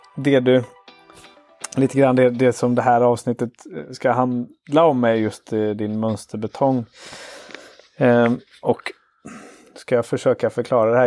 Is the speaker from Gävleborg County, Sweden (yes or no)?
no; Karlstad, Värmland, Sweden; now in Gothenburg, Sweden; jag är uppvuxen i Karlstad